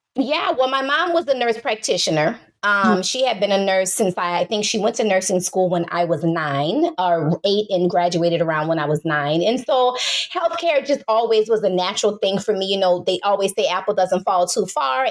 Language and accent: English; New Orleans, Louisiana, United States; I hail from the great city of New Orleans, Louisiana